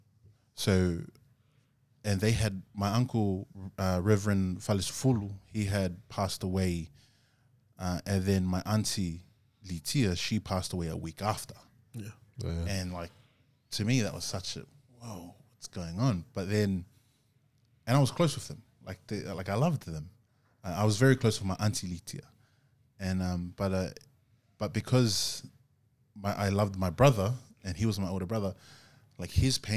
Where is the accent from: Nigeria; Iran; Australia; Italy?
Australia; Gold Coast, Queensland; moved away as an adult; now in Sydney, Australia; I came from Gold Coast, so like I was away from my family up there